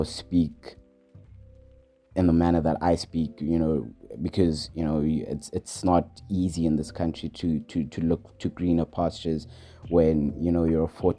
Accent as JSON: {"language": "English", "town": "Johannesburg", "region": "Gauteng", "country": "South Africa", "said": "I'm from Johannesburg."}